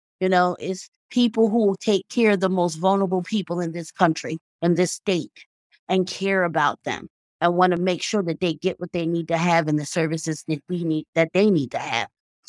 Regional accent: Fredericksburg, Virginia, United States; born there; also born or lived in New Jersey; now in Philadelphia, United States; Actually, I was born in Fredericksburg, Virginia.

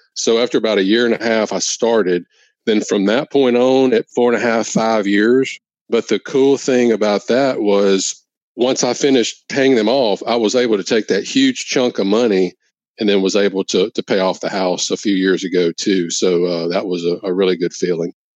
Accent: Louisiana, United States; come back to work in my hometown in Louisiana

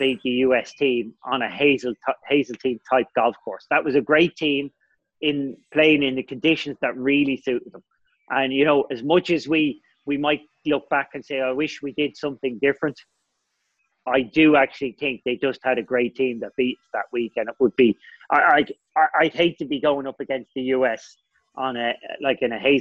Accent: Ireland; I was stressed as an Irish person

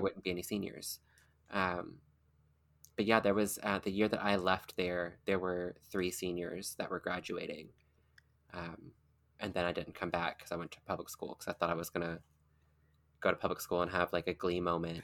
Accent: rural Kentucky, United States; I was, like, rural Kentucky

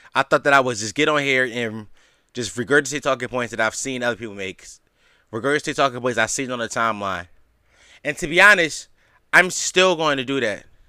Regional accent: Philadelphia, Pennsylvania, United States; in the city of Philadelphia, my hometown

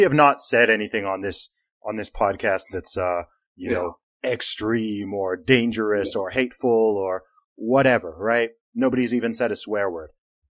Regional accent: Saudi Arabia; I grew up in the Middle East. I grew up in Saudi Arabia.

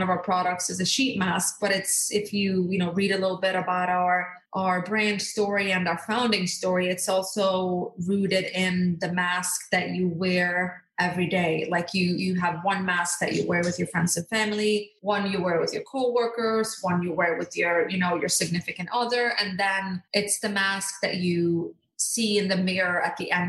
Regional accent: Norway; born or raised there; moved away as an adult; also born or lived in Skiathos, Greece; now in United States

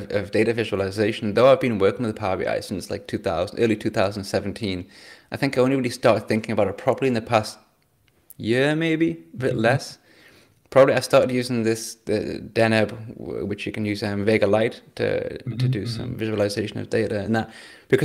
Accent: England, United Kingdom; now in Germany; I'm English

